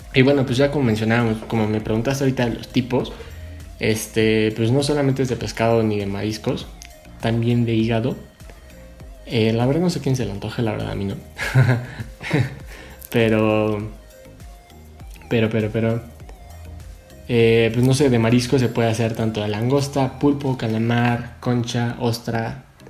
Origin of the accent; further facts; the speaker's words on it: Mexico; yo como mexicano